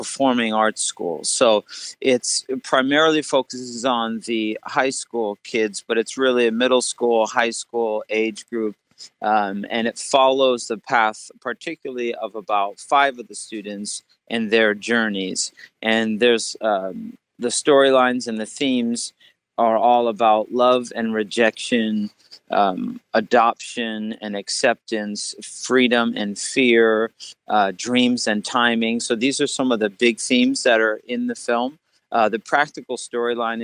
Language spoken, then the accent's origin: English; New Jersey, United States; I'm actually grew up in New Jersey. I'm from the East Coast